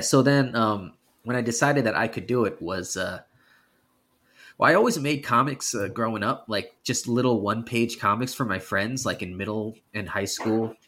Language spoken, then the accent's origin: English; New York, United States; now in California, United States; I am from New York originally. I just happen to live in California now